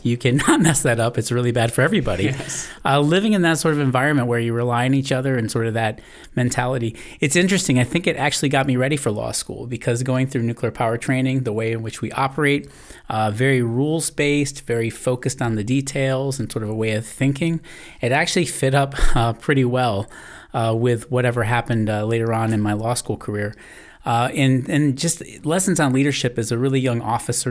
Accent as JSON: {"language": "English", "region": "New England", "country": "United States", "tie": "born or raised there", "said": "I grew up in the New England area"}